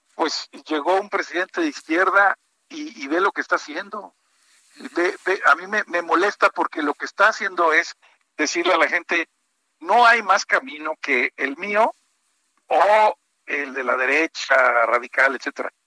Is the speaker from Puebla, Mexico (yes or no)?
no; Monterrey, Nuevo León, Mexico; now in Mexico City, Mexico; confinado en Monterrey, en mi tierra